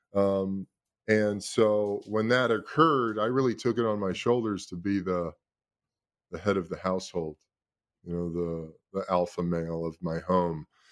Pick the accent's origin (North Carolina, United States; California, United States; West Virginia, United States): California, United States; Los Angeles; also born or lived in Brooklyn, New York City, United States; I was born in New York City, lived in Brooklyn till I was ten years old, parents got divorced when I was seven. My mom moved my brother and I out to Los Angeles when I was ten